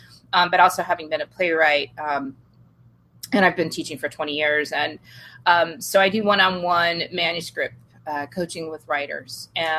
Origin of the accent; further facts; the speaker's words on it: Washington, United States; well, I am from Washington State and we have some of the best wine in the world.